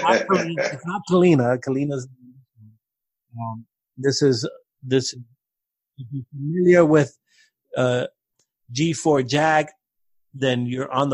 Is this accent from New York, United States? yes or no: yes; New York City, New York, United States; I'm from Brooklyn, so I just have a different historical hip hop perspective